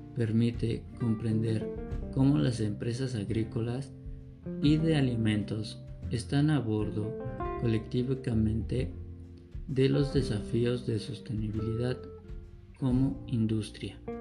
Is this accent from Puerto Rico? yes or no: no; Mexico; nosotros como mexicanos